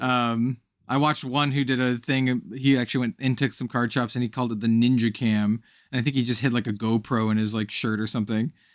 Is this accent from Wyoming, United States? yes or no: yes; Wyoming, United States; also born or lived in California; now in Portland, United States; I was born in Wyoming. So, like, the whole, like, cowboy aesthetic, while not, uh, something I partake in these days, uh, 'cause I live in Portland, Oregon, uh, something, something that I'm very much aware of and grew up